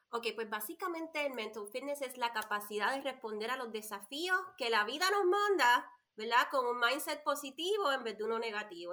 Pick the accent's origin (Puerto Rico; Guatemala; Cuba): Puerto Rico; moved away as an adult; now in North Carolina, United States; soy boricua, nací nacida y criada en la isla, isla del Encanto, Puerto Rico. Vivo acá en Carolina del Norte hace nueve años